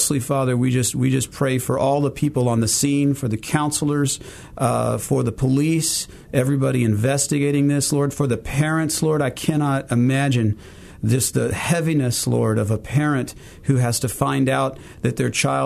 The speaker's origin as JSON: {"language": "English", "town": "Fort Smith", "region": "Arkansas", "country": "United States", "tie": "born or raised there", "also_born_or_lived": "Jonesboro, Arkansas", "moved": "as an adult", "lives_now": "Memphis, United States", "said": "I came from Fort Smith, Arkansas. That's where I grew up, did the bulk of my growing up, sixth grade all the way through high school"}